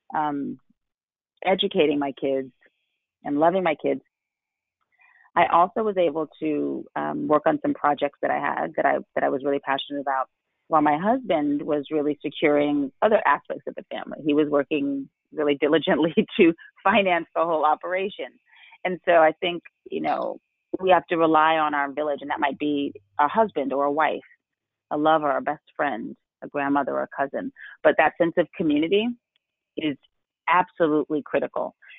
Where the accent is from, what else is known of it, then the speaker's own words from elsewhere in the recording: New York City, New York, United States; I grew up in New York City